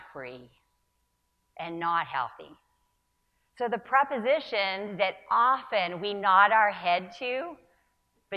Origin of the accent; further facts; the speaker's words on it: Northern California, United States; I was raised in Northern California